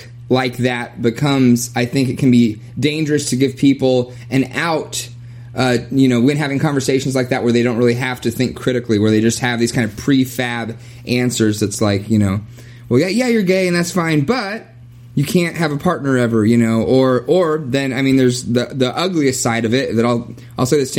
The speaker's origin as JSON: {"language": "English", "region": "Kentucky", "country": "United States", "tie": "born or raised there", "also_born_or_lived": "Kansas", "moved": "yes", "said": "growing up in the Bible Belt in Kentucky"}